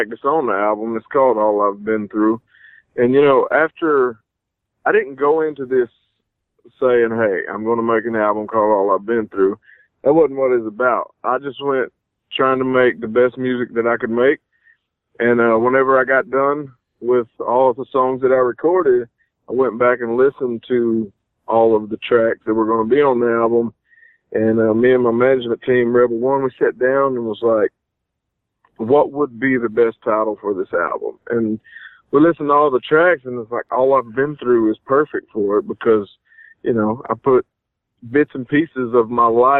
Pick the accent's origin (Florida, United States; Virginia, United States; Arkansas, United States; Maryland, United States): Arkansas, United States; De Queen; growing up in DeQueen is, it's a really small town